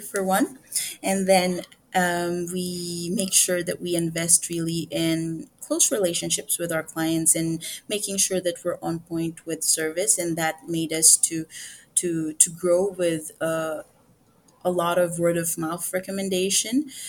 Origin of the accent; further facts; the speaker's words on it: Philippines; as a Filipino woman